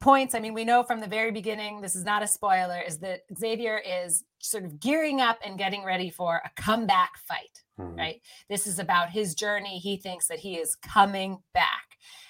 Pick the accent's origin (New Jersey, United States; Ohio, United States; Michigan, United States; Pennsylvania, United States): Pennsylvania, United States; Philadelphia; I'm from Philly. I grew up in Philly. I love the city.